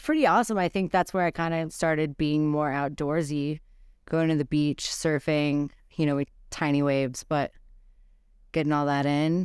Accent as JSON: {"language": "English", "town": "Brownsville", "region": "Texas", "country": "United States", "tie": "born or raised there", "moved": "yes", "lives_now": "Gunnison, United States", "said": "Brownsville, Texas. So on the border by the sea"}